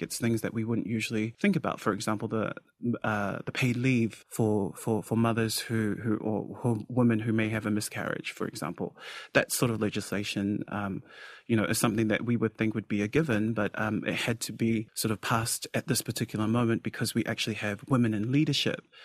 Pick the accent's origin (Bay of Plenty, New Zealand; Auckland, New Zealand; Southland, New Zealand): Auckland, New Zealand; I grew up in South Auckland amongst the Samoan f, uh, community